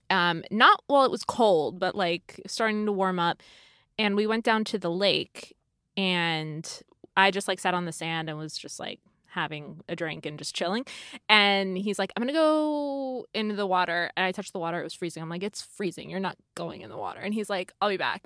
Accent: California, United States; I've, I've grew up here

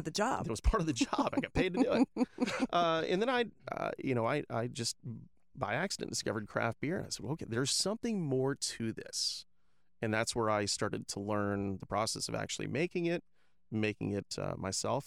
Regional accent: Tampa, Florida, United States; moved away as an adult; also born or lived in Ohio; now in Lakeland, United States; I'm I'm not originally from Lakeland. I'm I'm from Tampa

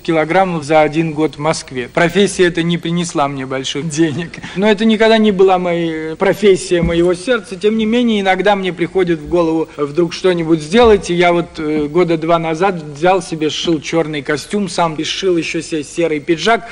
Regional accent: Kharkiv, Kharkiv Oblast, Ukraine; moved away as an adult; now in Moscow, Russia; Когда я приехал из Харькова в Москву, то у меня не было прописки

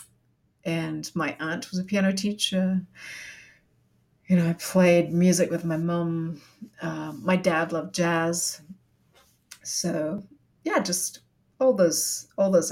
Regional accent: New Zealand; moved away as an adult; also born or lived in Singapore; now in Canada; I grew up in Aotearoa, New Zealand

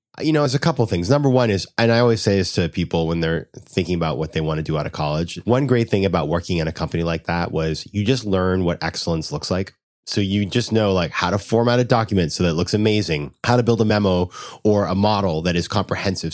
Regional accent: Sanford, Maine, United States; moved away as an adult; also born or lived in Washington, D.C.; I'm from a town called Sanford, Maine

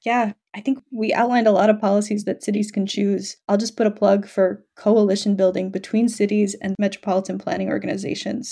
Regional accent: New York City, New York, United States; I'm from New York City.

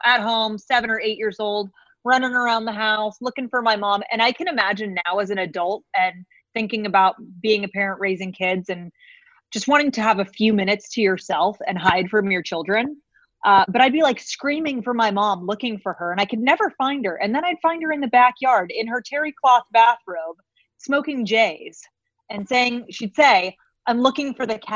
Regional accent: San Diego, California, United States; I hail from Southern California, born and raised down in San Diego.

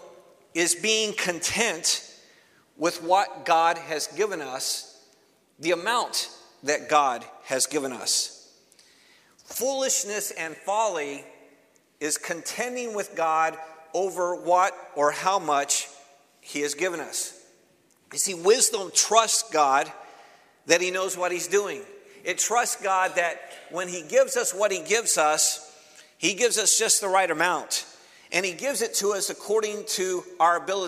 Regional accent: Cleveland, Ohio, United States; moved away; I'm originally from Cleveland, Ohio

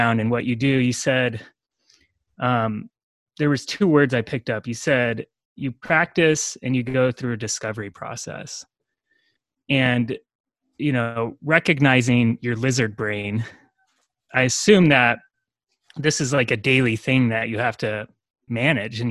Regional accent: United States; as an American growing up in this environment

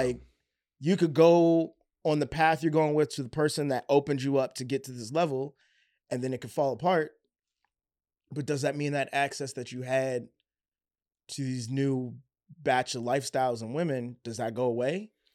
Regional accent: Baltimore, Maryland, United States; I was from Baltimore

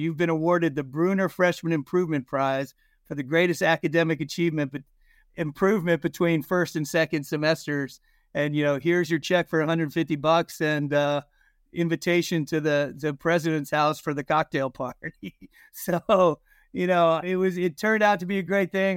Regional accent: Concord, Massachusetts, United States; also born or lived in New Jersey / Ohio; I ended up growing up really in conquered Massachusetts

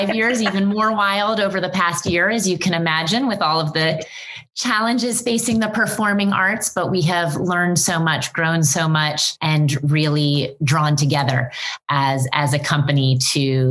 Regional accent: North Carolina, United States; moved away as an adult; also born or lived in Greensboro, North Carolina; now in New York City, United States; I'm from North Carolina

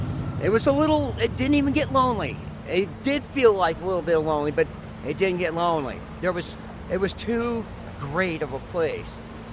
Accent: Los Angeles, California, United States; now in Reno, United States; I just don't know what the magnet is because I came from Los Angeles to the lake.

